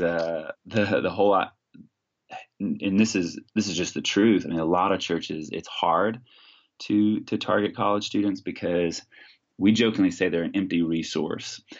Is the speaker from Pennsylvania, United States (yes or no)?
no; Texas, United States; now in Washington, United States; was born and raised in Texas